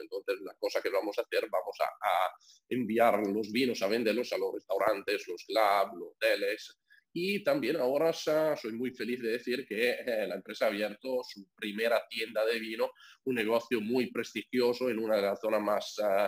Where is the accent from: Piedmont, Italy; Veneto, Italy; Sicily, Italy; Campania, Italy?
Veneto, Italy; near Venice; Spanish is a second language; moved away; nací porque soy italiano, eh, nací en una familia que tiene viñedos en el norte de Italia, cerca de Venecia